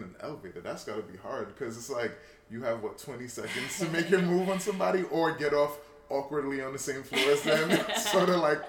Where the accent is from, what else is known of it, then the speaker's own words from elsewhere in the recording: New York, United States; I'm from New York.